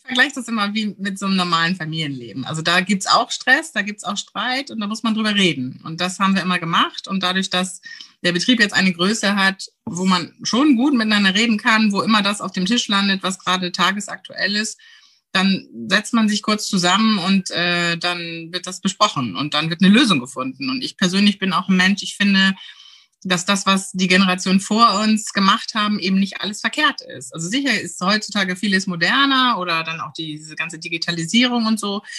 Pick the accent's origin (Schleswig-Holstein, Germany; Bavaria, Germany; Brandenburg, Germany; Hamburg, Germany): Schleswig-Holstein, Germany; Heide; moved away as an adult; also born or lived in Friedrichstadt; now in Amrum, Germany; komme gebürtig aus Dithmarschen und bin in Heide geboren, dort zur Schule gegangen